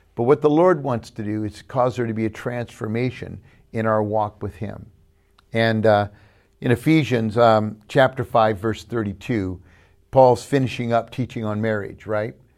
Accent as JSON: {"language": "English", "region": "California", "country": "United States", "said": "we're from California"}